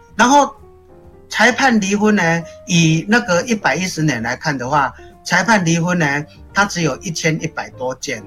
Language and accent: Chinese; Taiwan; 我们台湾人有一个习惯，就是我们感冒生病会想去看医生